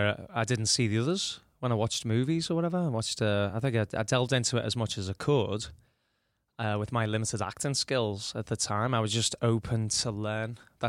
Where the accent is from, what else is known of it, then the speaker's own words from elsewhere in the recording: Liverpool, North West England, United Kingdom; My mum's making me bacon butties every day. I'm going to, you know, get back to being a Scouser a little bit.